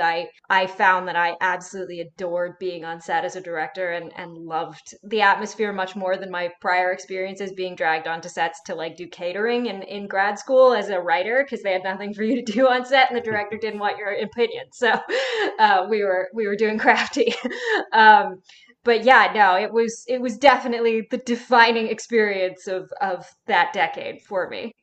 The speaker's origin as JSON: {"language": "English", "area": "Sonoma County", "region": "California", "country": "United States", "tie": "born or raised there", "said": "my hometown in Sonoma County"}